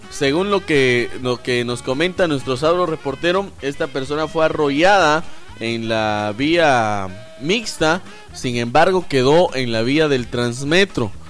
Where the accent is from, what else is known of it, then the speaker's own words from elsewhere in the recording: Guatemala; Cosas que debemos de evitar como guatemaltecos. Si hay pasarela, utilícela.